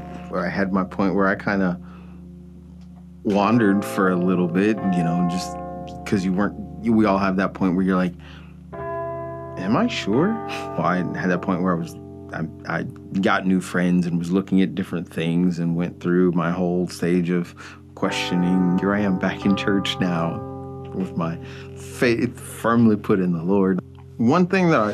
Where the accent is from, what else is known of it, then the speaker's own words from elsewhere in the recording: Chicago, Illinois, United States; moved away as an adult; also born or lived in Charleston, Illinois; I'm from the South Suburbs of Chicago.